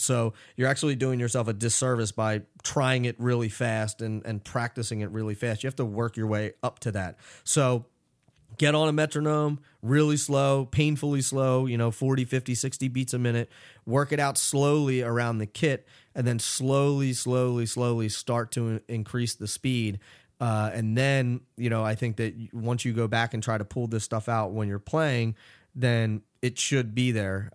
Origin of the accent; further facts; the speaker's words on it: Philadelphia, Pennsylvania, United States; I grew up in Philadelphia